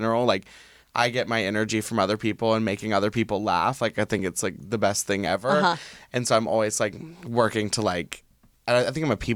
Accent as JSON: {"language": "English", "region": "the South", "country": "United States", "tie": "born or raised there", "moved": "yes", "said": "growing up in the South"}